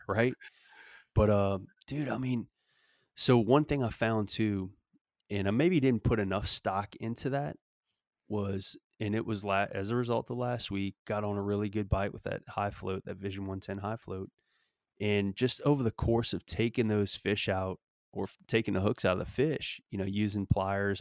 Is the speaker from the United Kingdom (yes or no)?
no; Louisiana, United States; now in Texas, United States; growing up in Louisiana